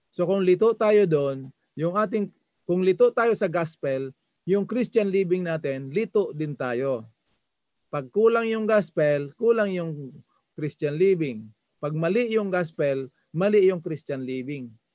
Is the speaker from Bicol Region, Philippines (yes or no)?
yes; Masbate, Bicol Region, Philippines; sa amin sa Masbate, lukban ang tawag nito